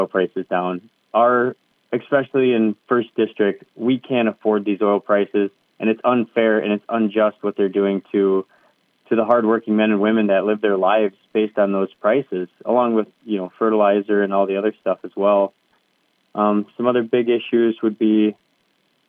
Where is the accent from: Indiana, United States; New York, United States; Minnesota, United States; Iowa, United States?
Minnesota, United States; Red Wing; I was born and raised in Red Wing, Minnesota